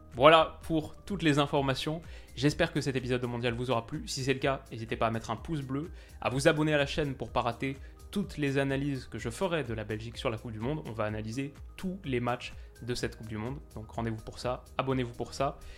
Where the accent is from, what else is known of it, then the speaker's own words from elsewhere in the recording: France; je suis français